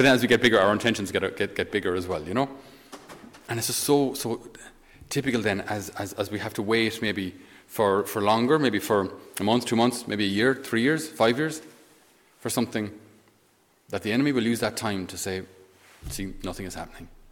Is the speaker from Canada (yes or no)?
no; Ireland; as Irish, we're not very good